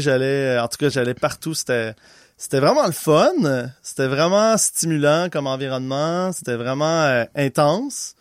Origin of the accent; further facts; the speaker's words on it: Laval, Quebec, Canada; accent: Québécois; né à Laval, au Québec